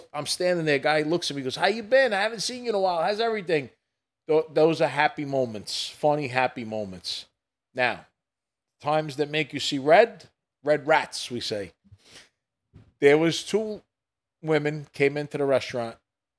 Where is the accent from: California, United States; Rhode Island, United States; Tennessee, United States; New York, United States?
New York, United States; New York City; I grew up in Brooklyn.